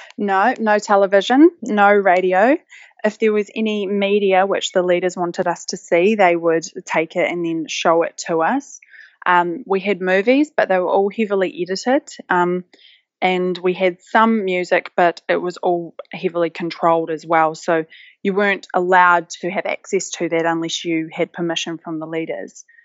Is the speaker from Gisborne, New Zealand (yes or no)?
no; West Coast, New Zealand; moved away; I grew up on the West Coast, which is one of, probably, in my view, one of the most beautiful places in the world